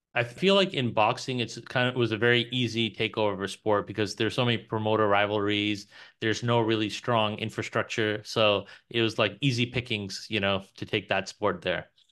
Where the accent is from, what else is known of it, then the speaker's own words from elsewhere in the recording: New York, United States; now in Texas, United States; originally my family's from Pakistan, but I was born in New York